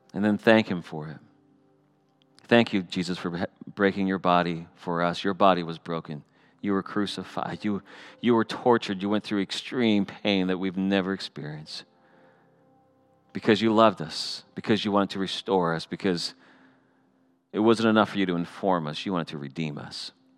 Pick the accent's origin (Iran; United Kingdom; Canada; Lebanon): Canada; I'm still Canadian.